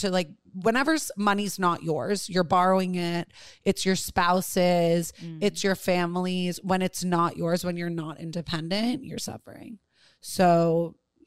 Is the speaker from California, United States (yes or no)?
no; New York City, New York, United States; I grew up with tremendous privilege on the Upper East Side of Manhattan